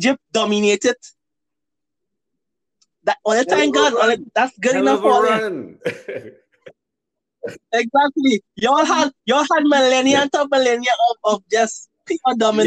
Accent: Trinidad & Tobago

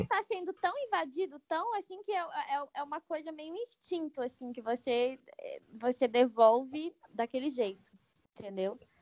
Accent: Brasília, Federal District, Brazil; eu sou de Brasília

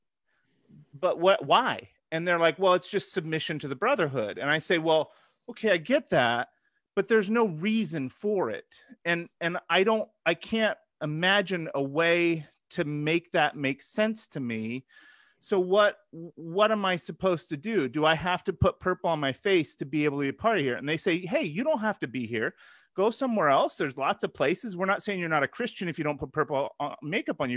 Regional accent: Eugene, Oregon, United States; I come from Eugene, Oregon

